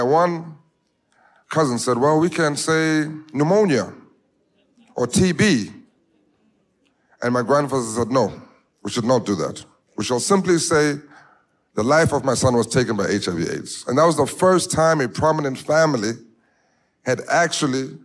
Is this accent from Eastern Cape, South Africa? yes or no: no; Johannesburg, Gauteng, South Africa; I was born in Soweto, in the hood, in the ghetto of South Africa, Johannesburg